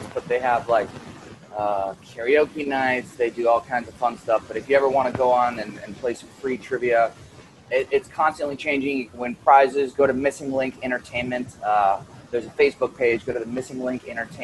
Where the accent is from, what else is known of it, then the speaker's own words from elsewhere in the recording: Cape Coral, Florida, United States; also born or lived in Fort Myers; I was born Lee Memorial, so technically Fort Myers, but, you know, my I've always lived in Cape Coral